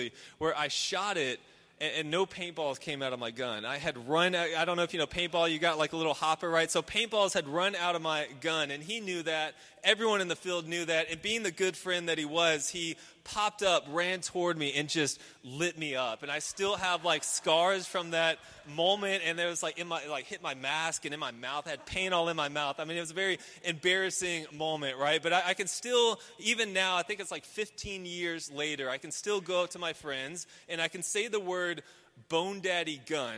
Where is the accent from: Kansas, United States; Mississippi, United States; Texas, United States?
Texas, United States; Houston; I grew up in Houston, obviously a very urban area